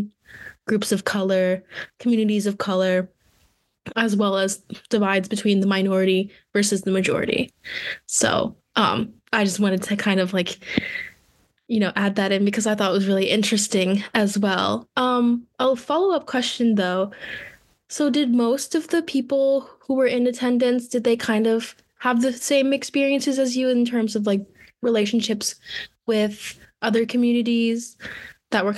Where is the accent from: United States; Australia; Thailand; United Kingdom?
Thailand; moved away as an adult; I'm from Thailand, so we are very homogenous there